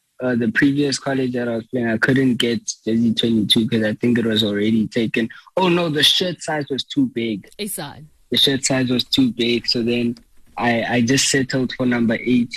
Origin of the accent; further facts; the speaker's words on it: Soweto, Gauteng, South Africa; moved away as an adult; also born or lived in Duduza, East Rand, South Africa; now in Texas, United States; I grew up in Soweto